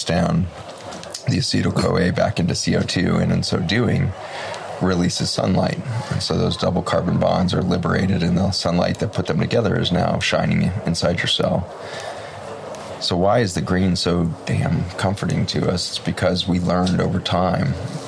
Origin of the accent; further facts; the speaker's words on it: Boulder, Colorado, United States; I was born in Boulder, Colorado